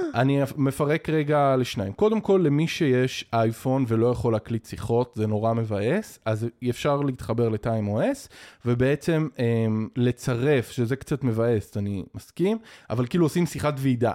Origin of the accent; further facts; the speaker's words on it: Israel; אנחנו כישראלים